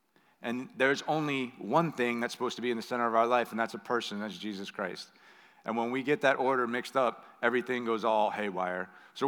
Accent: Belmont, Massachusetts, United States; I had learned things in Europe and in Mexico and in my hometown in Belmont, Massachusetts.

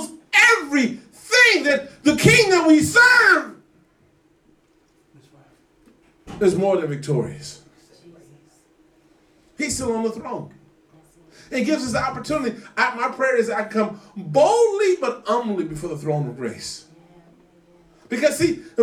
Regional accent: United States; growing up in America

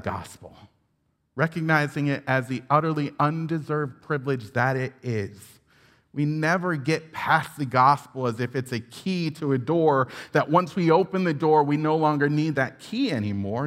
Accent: upstate New York, United States; I grew up in Independent Baptist Church in upstate New York

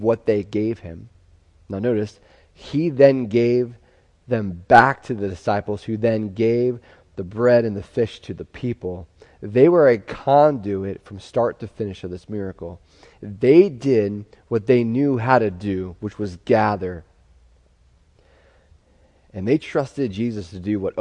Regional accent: Pennsylvania, United States; growing up in Pennsylvania, we had a unique way of grief

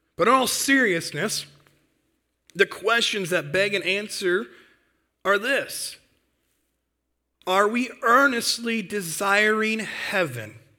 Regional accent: Michigan, United States; moved away as an adult; now in North Dakota, United States; I've lived, grew up, born and raised in Michigan

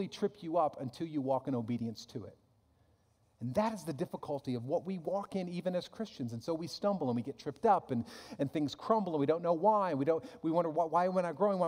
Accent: United States; I'm an American

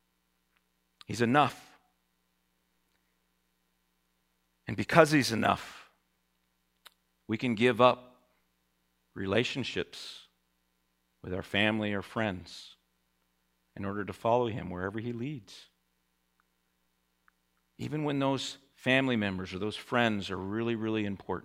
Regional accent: United States; as American Christians

